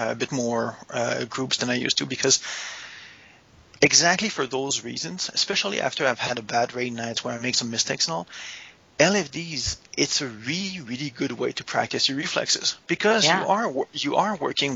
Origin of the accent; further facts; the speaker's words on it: Canada; I am Canadian